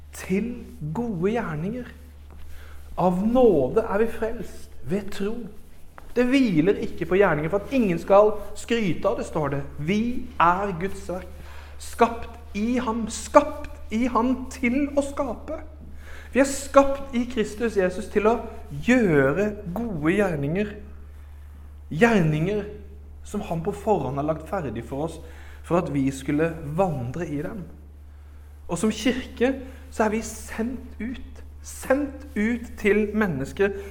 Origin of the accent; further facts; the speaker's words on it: Arendal, Agder, Norway; moved away; also born or lived in Oslo / Herøy; Jeg vokste opp i Arendal frikirke